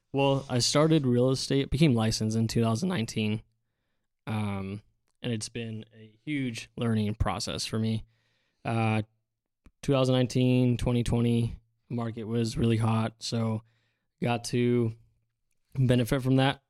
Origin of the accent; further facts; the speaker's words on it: Central Valley, California, United States; born and raised in the Central Valley